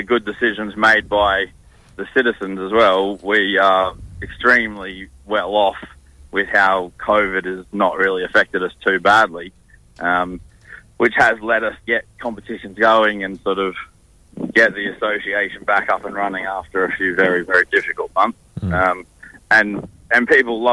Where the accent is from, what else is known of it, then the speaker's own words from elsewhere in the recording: Queensland, Australia; moved away as an adult; now in Perth, Australia; there certainly will always be a part of me that calls Queensland home, but Perth and WA certainly is home